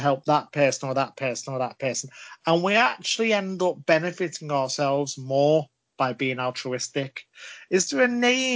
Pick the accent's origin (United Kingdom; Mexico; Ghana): United Kingdom; Liverpool, North West England; I'm from Liverpool, of course, famous for Yours or Yous, Giz a Job.